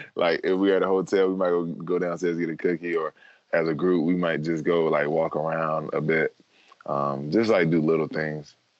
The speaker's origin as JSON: {"language": "English", "town": "Durham", "region": "North Carolina", "country": "United States", "tie": "born or raised there", "said": "growing up in North Carolina"}